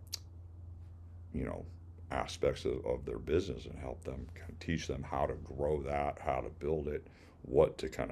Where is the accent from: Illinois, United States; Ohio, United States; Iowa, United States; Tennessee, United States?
Illinois, United States; moved away as an adult; now in Florida, United States; I grew up in Illinois. That's where I became a certified arborist